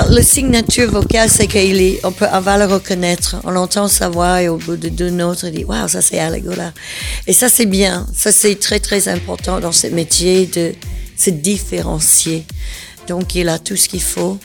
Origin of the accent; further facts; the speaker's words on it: the southern United States, United States; now in Belgium; je viens du sud des États-Unis